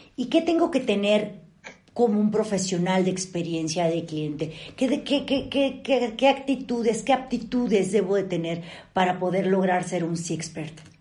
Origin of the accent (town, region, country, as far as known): Mexico